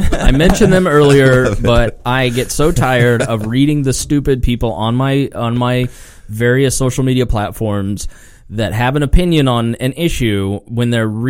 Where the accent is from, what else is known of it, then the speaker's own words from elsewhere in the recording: Plainfield, United States; I grew up in Plainfield